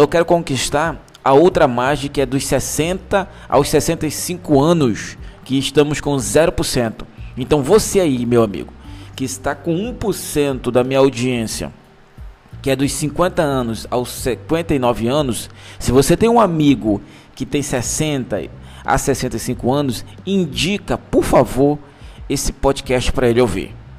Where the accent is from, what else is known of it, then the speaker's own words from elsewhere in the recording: Manaus, Amazonas, Brazil; sou de Manaus.